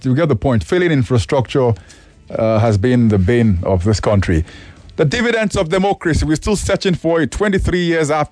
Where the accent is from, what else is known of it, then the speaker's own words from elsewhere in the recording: Nigeria; as a Nigerian